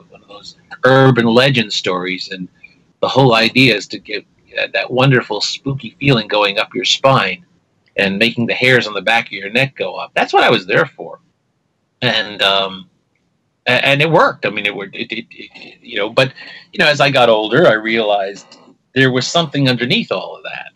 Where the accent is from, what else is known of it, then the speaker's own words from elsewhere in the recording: New York, United States; growing up in New York in this era